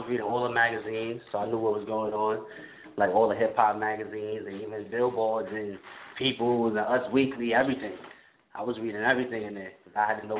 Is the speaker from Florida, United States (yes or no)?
no; Queensbridge, New York, United States; growing up in Queensbridge, I'm seeing …, …, …, …, …, ….